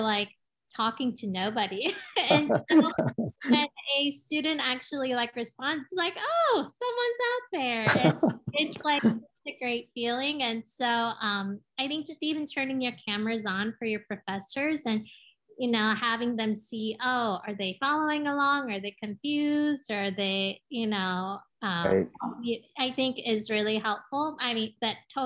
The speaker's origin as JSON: {"language": "English", "country": "United States", "tie": "born or raised there", "also_born_or_lived": "Seoul, South Korea", "said": "I moved to the States when I was 8 years old"}